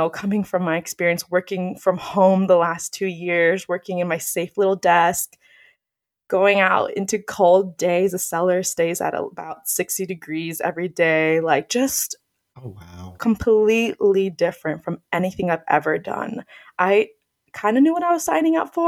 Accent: Phoenix, Arizona, United States; I grew up here in Phoenix

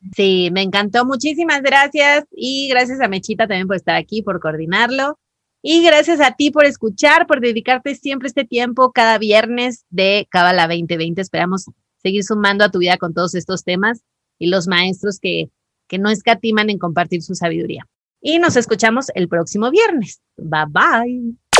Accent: Mazatlán, Sinaloa, Mexico; yo soy de Mazatlán

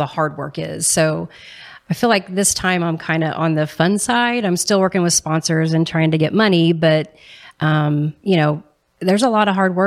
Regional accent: Ferdinand, Indiana, United States; now in Columbus, United States; I grew up in a little town in southern Indiana called Ferdinand

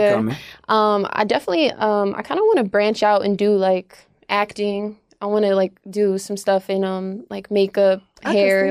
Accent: San Jose, California, United States; now in Los Angeles, United States; I grew up in San Jose.

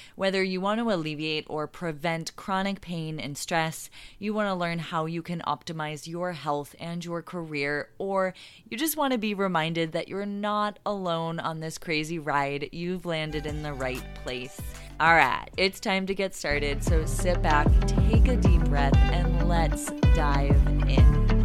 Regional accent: Boston, Massachusetts, United States; moved away as an adult; also born or lived in Vermont; now in San Diego, United States; I was born and raised in Boston

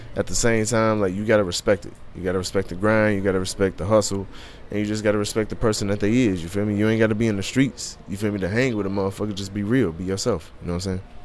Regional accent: Covington, Kentucky, United States; also born or lived in Joliet, Illinois; now in Cincinnati, United States; I always rep Covington because that's where I grew up

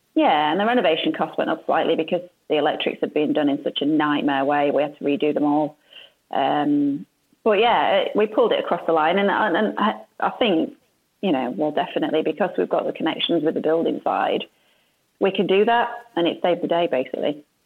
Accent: Yorkshire and the Humber, United Kingdom; moved away as an adult; now in Sheffield, United Kingdom; I'm originally from West Yorkshire

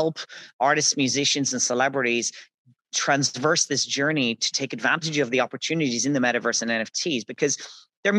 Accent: Dublin, Leinster, Ireland; moved away as an adult; now in Dubai, United Arab Emirates; I'm Irish from Dublin in Ireland

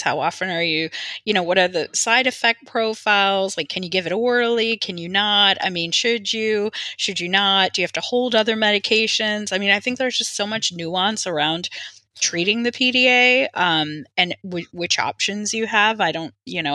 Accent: United Kingdom; I'm a Brit

